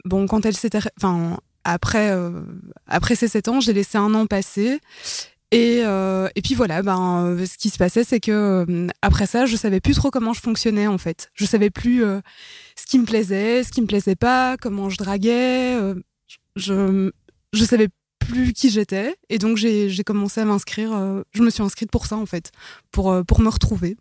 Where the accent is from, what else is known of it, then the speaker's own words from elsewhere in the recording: Brussels, Brussels-Capital Region, Belgium; je suis bruxelloise, vous allez l'entendre de toute façon.